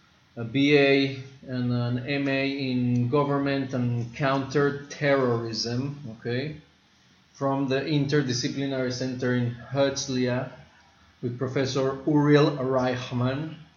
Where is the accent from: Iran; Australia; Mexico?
Mexico; moved away as an adult; now in Israel; I was born in Mexico, grew up there, and emigrated to Israel at the age of 19.